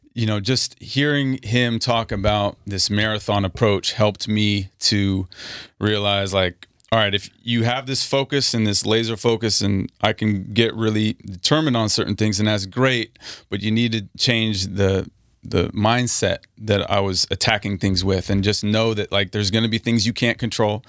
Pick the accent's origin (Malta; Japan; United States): United States; Napa, California; moved away as an adult; also born or lived in Washington State / New York / Texas; now in Los Angeles, United States; We moved from Washington State to the Bay, to Napa.